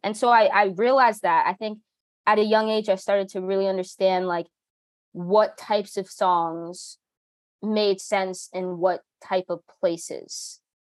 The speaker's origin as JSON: {"language": "English", "region": "New Jersey", "country": "United States", "tie": "born or raised there", "said": "I grew up as a kid um, I grew up in New Jersey"}